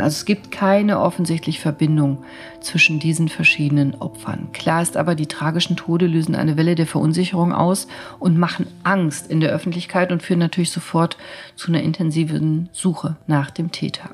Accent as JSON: {"language": "German", "country": "Germany", "said": "bei uns in Deutschland"}